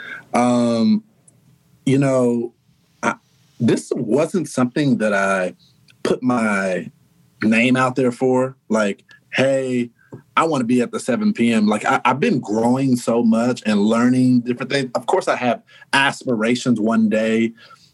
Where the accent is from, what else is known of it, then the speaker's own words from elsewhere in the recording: Texas, United States; moved away as an adult; now in New York, United States; we're the most loving people